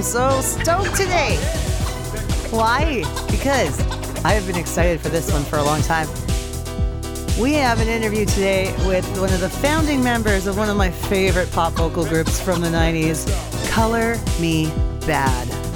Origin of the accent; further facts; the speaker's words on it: Edmonton, Alberta, Canada; right here in my hometown of Edmonton, Alberta.